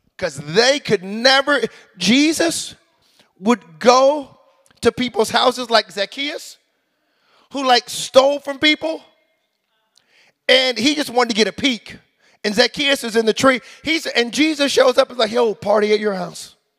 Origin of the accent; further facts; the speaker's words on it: United States; moved away as an adult; now in Canada; I'm an American